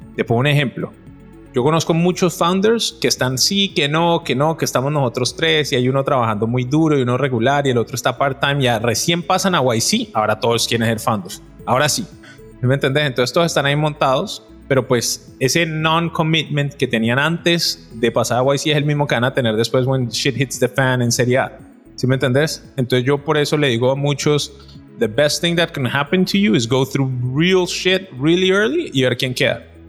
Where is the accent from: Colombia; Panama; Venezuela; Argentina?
Colombia; Cali, Valle del Cauca; yo soy un man de Cali